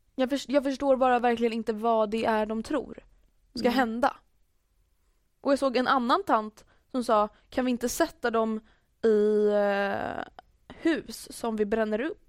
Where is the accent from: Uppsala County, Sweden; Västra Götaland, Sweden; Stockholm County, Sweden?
Stockholm County, Sweden; Stockholm; jag är stockholmare